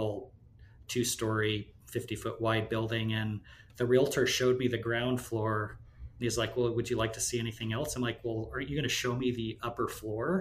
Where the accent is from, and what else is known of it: Columbus, Nebraska, United States; born or raised there; moved away